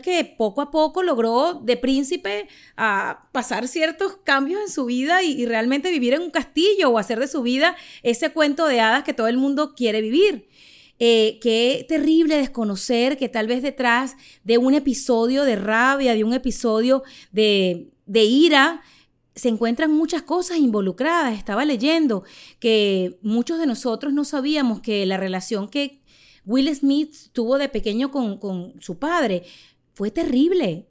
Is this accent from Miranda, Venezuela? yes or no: yes; Charallave, Miranda, Venezuela; moved away as an adult; now in Miami, United States; Soy una humilde venezolana criada en Charallave que decidió vivir hace más de dos décadas en Estados Unidos y se convirtió en madre en Miami